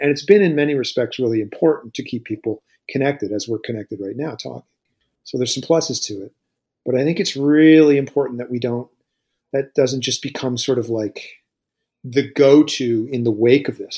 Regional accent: Lunenburg, Nova Scotia, Canada; now in Dartmouth, Canada; I grew up in Lunenburg

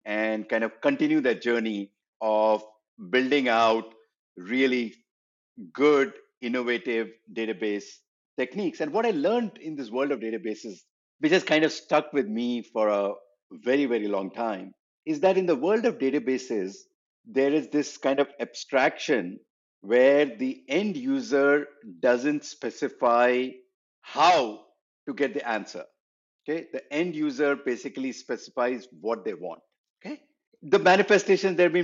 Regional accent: India; moved away as an adult; also born or lived in Berkeley, United States; I was from India, and I came to Berkeley

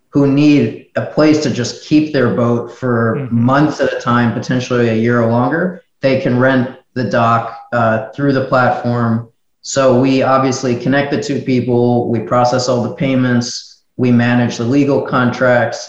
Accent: United States; moved away as an adult; now in Miami, United States; I'm originally from New York, New Jersey, but I'm now in Miami because of coronavirus.

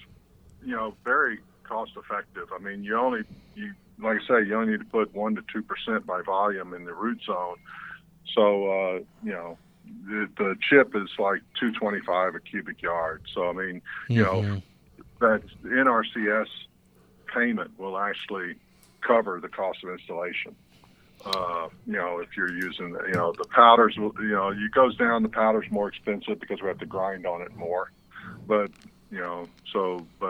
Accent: Louisiana, United States; moved away; also born or lived in East Texas; I was born and raised in Louisiana and spent a lot of years in East Texas and stuff. And then when I moved out west

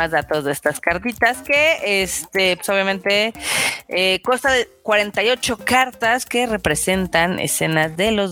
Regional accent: Mexico; fracasamos como mexicanos, la verdad.

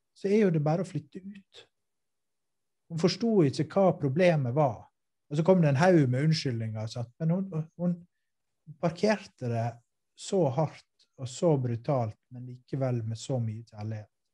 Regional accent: Western Norway, Norway; jeg er vestlending norsk

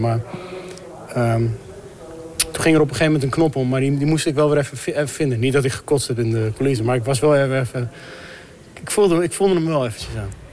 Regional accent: Amsterdam, North Holland, Netherlands; Ik kom uit Amsterdam

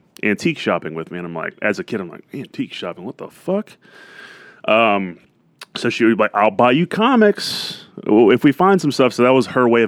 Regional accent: Cleveland, Tennessee, United States; moved away as an adult; also born or lived in New Orleans, Louisiana; now in Dallas, United States; Cleveland, that's where I grew up

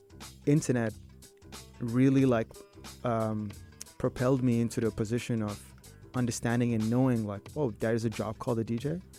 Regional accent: Sri Lanka; moved away; when I came from Sri Lanka, introduced to pop music, which was

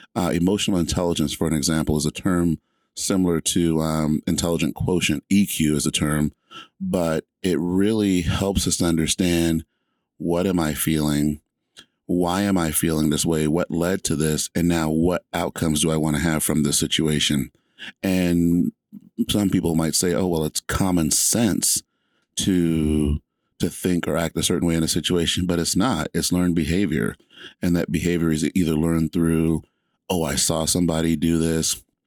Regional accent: Georgia, United States; moved away as an adult; now in Washington, United States; I grew up in Georgia

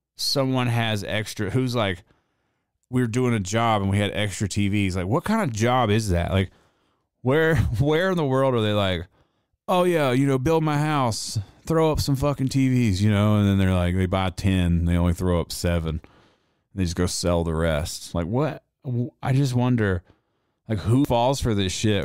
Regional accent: the South, United States; accent: Southern; I was raised in the South

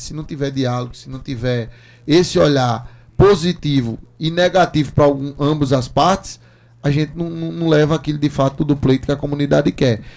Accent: João Pessoa, Paraíba, Brazil; Sou morador do Castelo Branco. Nasci e me criei no Castelo Branco, bem pertinho.

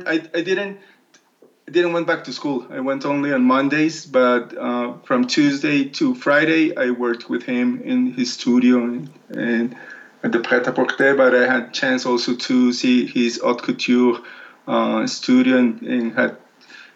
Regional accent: Colombia; moved away as an adult; also born or lived in Milan / Paris; I'm from Colombia

